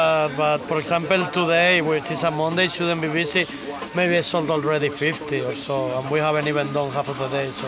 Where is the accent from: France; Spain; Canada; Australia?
Spain; English is a second language; moved away; I'm Spanish